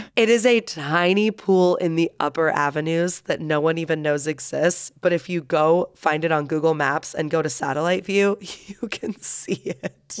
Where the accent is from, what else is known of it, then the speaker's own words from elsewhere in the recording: Florida, United States; now in Salt Lake City, United States; I'm from Florida